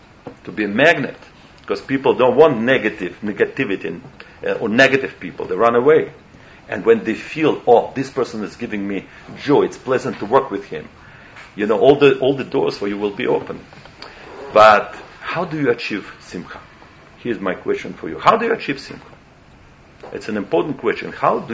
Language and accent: English; New York, United States; English is a second language; So meanwhile, I came from New York, so tell me how it sounds in English. Especially English is not my native language.